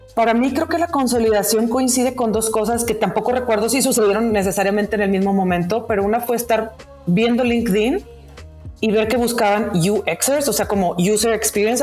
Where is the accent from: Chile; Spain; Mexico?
Mexico; Monterrey, Nuevo León; siendo regia